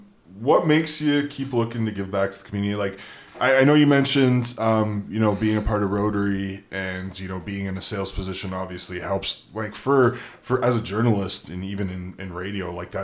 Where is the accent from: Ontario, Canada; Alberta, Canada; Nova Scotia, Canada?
Alberta, Canada; Edmonton; moved away as an adult; also born or lived in Lloydminster; now in Fort St. John, Canada; Like, I'm born and raised in Edmonton, but I've been working in small towns for the past 10 years now. Like, previous to Fort St. John, I was in Lloydminster, which is very comparable.